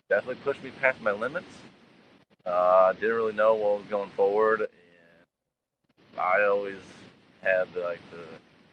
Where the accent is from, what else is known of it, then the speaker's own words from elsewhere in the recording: Defiance, Missouri, United States; I grew up in Defiance, Southern St. Charles County